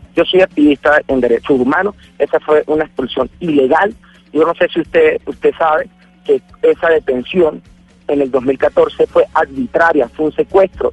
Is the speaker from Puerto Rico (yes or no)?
no; Venezuela; como además venezolano